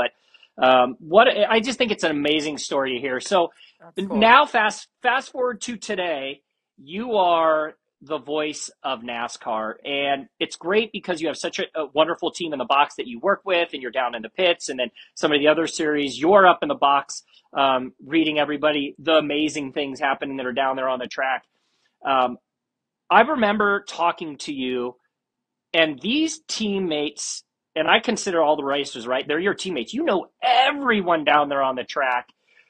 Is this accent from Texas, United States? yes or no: no; Northern California, United States; But we both are from California, which is where I'll start off. We are both from Northern California.